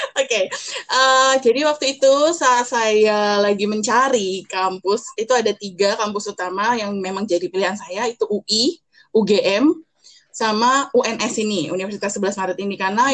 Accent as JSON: {"language": "Indonesian", "region": "Jakarta", "country": "Indonesia", "tie": "born or raised there", "moved": "as an adult", "lives_now": "Surakarta, Indonesia", "said": "saya besar di Jakarta"}